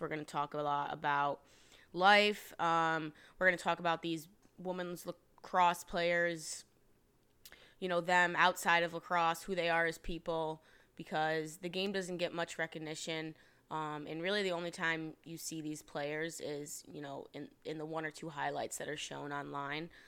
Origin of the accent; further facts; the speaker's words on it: Rochester, New York, United States; born and raised upstate New York, Rochester, New York. Um, shout out Webster